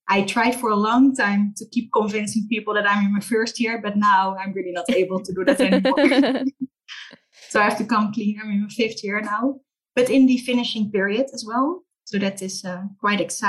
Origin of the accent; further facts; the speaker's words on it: Rotterdam, South Holland, Netherlands; I'm Dutch, born and raised in Rotterdam